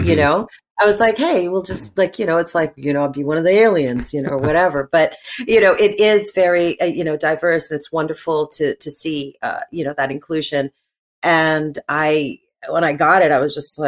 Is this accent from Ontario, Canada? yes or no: yes; Toronto, Ontario, Canada; Growing up as a Canadian kid, I'm born and raised in Toronto